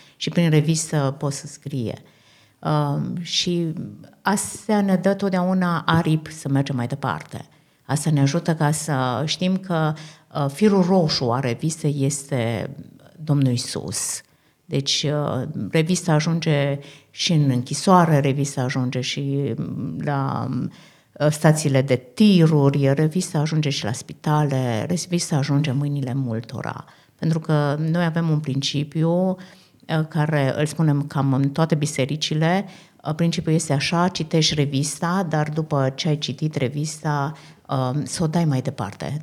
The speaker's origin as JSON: {"language": "Romanian", "country": "Romania", "also_born_or_lived": "Austria", "moved": "yes", "lives_now": "Vienna, Austria", "said": "înainte de a fi creștini, suntem români"}